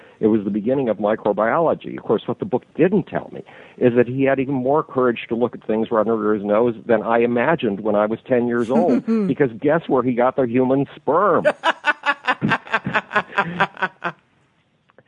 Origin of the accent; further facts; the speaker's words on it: Buffalo, New York, United States; nobody wanted me in my hometown, Buffalo, New York